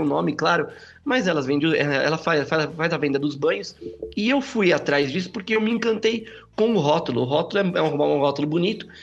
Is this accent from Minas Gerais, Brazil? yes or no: no; São Bernardo do Campo, São Paulo, Brazil; eu sou aqui de São Bernardo do Campo, São Paulo